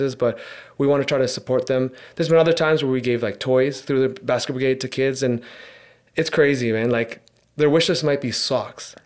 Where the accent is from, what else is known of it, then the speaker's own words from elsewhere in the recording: Hamilton, Ontario, Canada; me being born and raised in Hamilton, I've actually never left Hamilton. I still live in Hamilton.